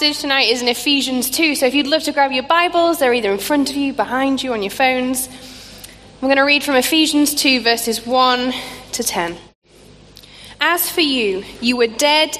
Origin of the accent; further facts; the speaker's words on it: Scunthorpe, Yorkshire and the Humber, United Kingdom; a small church in the town called Scunthorpe, which is where I grew up in Lincolnshire